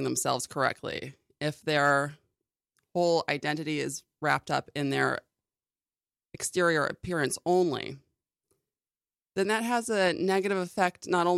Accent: Vancouver, British Columbia, Canada; moved away; also born or lived in Newport Beach, California / Europe / New York City; I moved to Vancouver, Canada. And that's mostly where I grew up.

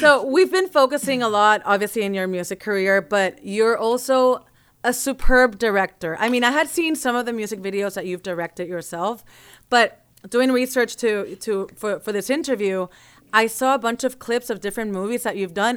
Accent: Puerto Rico; growing up in Puerto Rico with all the Afro-Caribbean sounds

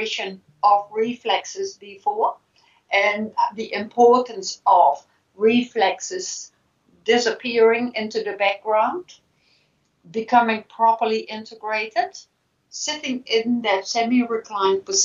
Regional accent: Netherlands; now in New Zealand; I know what happens in my home country, the Netherlands.

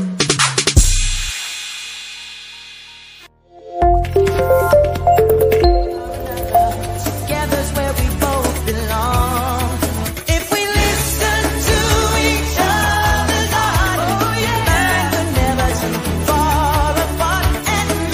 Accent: Chicago, Illinois, United States; accent: Chicagoan; also born or lived in Virginia; I said Chicago

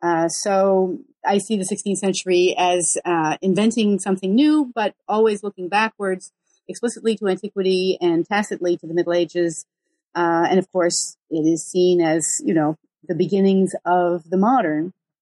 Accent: Geneva, Switzerland; And I grew up in Geneva, Switzerland, where the moment of greatest world historical significance was probably the 16th century.

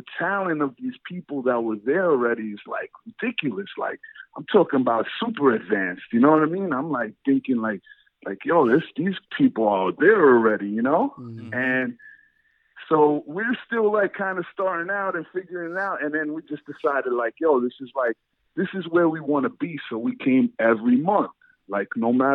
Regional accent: New York City, New York, United States; where I grew up in Brighton, Brooklyn, is like Brighton Beach

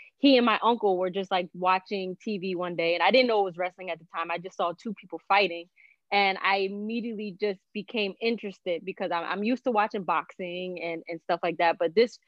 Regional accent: Newark, New Jersey, United States; I'm originally from Newark, New Jersey. Do have a Puerto Rican heritage

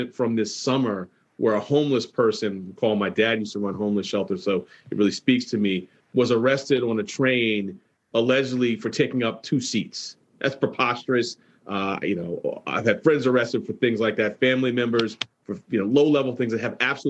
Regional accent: New York City, New York, United States; Growing up in Harlem, I had a gun pointed at me 6 times, 3 by the NYPD during lawless searches.

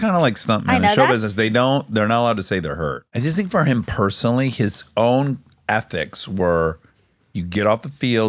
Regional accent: Michigan, United States; I don't feel too bad saying this because I'm from Michigan.

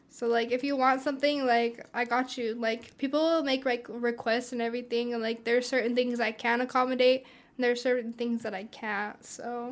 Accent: Pueblo, Colorado, United States; I'm from here. I'm from Pueblo, Colorado. Um, I've been raised here all my life

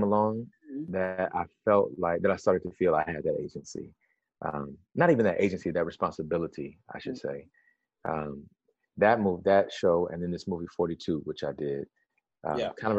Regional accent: Alabama, United States; I grew up in Alabama

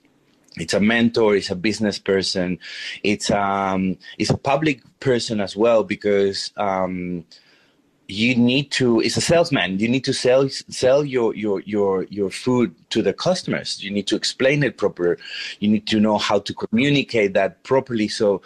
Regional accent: Peru; English is a second language; obviously growing up in Peru, we are exposed to a lot of different flavors, a lot of different influences, from Japanese influence, Chinese, Italian, Spanish, going to the native cuisine in the Andean Sierras and in the coast as well.

